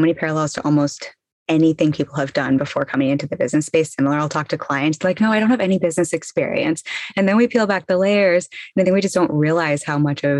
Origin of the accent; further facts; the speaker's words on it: England, United Kingdom; born there; also born or lived in South Florida / Los Angeles; now in Brooklyn, United States; I was born in England, then moved to South Florida, went to college there, and then spent 10 years in Los Angeles